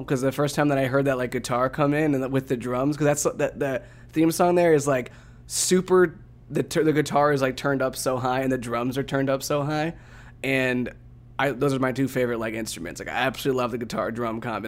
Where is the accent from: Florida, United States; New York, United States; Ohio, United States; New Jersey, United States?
Ohio, United States; Northeast; I'm born and raised in Northeast Ohio.